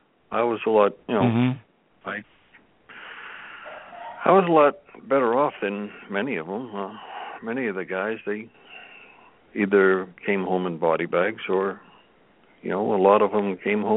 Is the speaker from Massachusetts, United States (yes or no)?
yes; Massachusetts, United States; moved away as an adult; now in Texas, United States; I grew up in Massachusetts, and I've been in Texas. I've been in Texas now for 28 years.